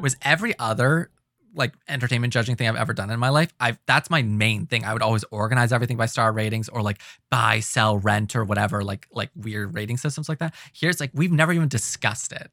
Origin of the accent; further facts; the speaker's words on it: Ontario, Canada; we're always branding ourselves as Canadian, Ontario